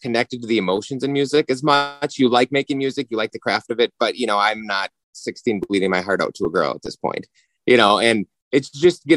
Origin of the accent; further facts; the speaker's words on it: Minnesota, United States; we're from Minnesota.